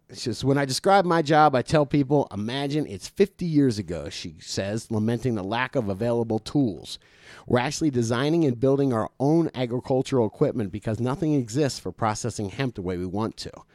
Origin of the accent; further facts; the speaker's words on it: South Florida, United States; moved away; I was from South Florida